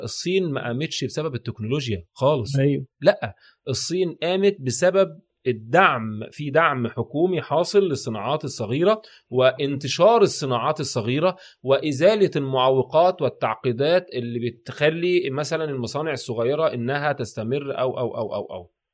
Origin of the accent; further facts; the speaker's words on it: Egypt; واحنا عندنا في مصر